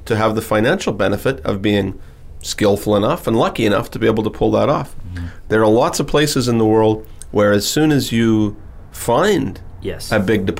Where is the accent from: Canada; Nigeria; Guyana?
Canada; Timmins, Ontario; I was born in Timmins, Ontario. And Timmins, Ontario is a small city in northern Ontario, Canada